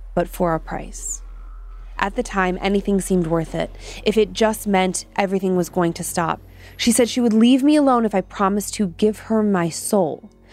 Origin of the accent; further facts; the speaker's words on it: Midwest, United States; I am from the Midwest, and we say Appalachian.